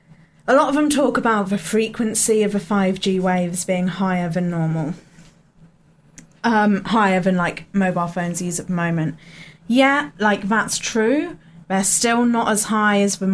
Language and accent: English; United Kingdom; we're British